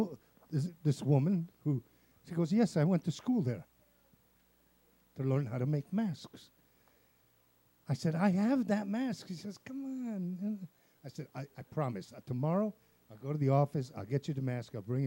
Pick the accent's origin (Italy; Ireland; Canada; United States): Italy; I'm Italian